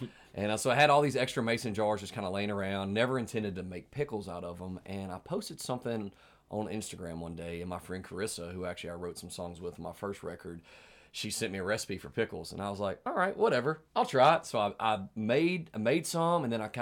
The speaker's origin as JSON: {"language": "English", "town": "West Monroe", "region": "Louisiana", "country": "United States", "tie": "born or raised there", "moved": "as an adult", "lives_now": "Nashville, United States", "said": "I'm originally from Louisiana, from West Monroe, Louisiana"}